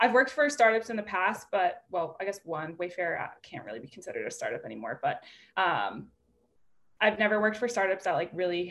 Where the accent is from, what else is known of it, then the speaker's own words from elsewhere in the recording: Boston, Massachusetts, United States; also born or lived in New Orleans; born and raised in Boston